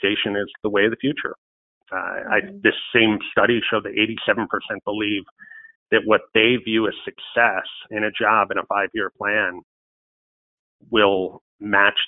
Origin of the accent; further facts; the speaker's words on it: between Buffalo and Rochester, on the Erie Canal, New York, United States; my hometown between Buffalo and Rochester, right on the Erie Canal